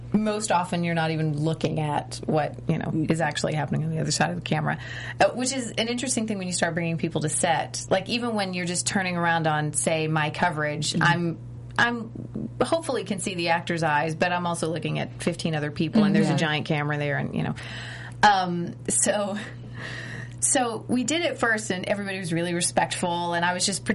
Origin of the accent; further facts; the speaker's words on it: Tennessee, United States; I'm from Tennessee